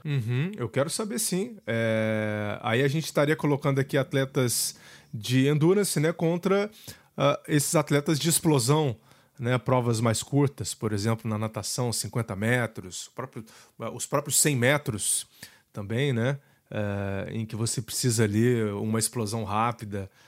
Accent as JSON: {"language": "Portuguese", "country": "Brazil", "said": "essa região aqui da Serra da Mantiqueira, de onde eu vim"}